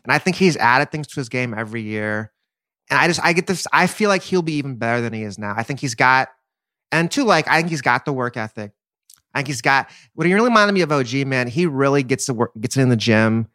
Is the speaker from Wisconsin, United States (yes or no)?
no; Texas, United States; I'm from Texas. I went to U T when K D was there.